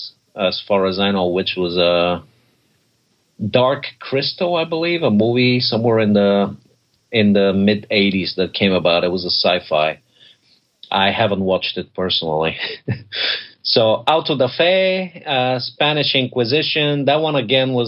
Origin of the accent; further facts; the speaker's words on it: Bulgaria; moved away; I'm originally from Bulgaria